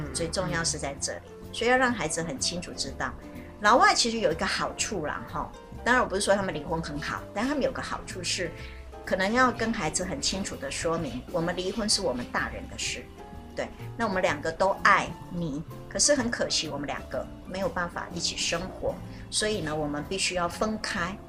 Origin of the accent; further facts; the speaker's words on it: China; 我觉得这是我们中国人常常就我们还常常会遇到。